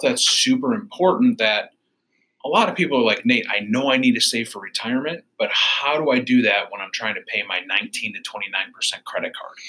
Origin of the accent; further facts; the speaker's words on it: Royal Oak, Michigan, United States; now in Warren, United States; We live in Warren. I'm originally from Royal Oak, Michigan